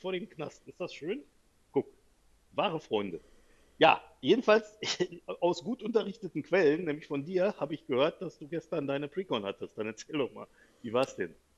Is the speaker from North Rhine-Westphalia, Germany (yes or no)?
yes; North Rhine-Westphalia, Germany; Ich komme hier aus Westfalen